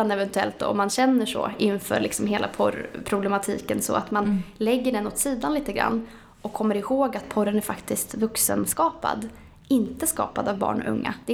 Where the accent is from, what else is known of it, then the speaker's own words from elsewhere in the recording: Norway; now in Sweden; Eh, men jag tycker väl ändå att Sverige, då, jag är ursprungligen från Norge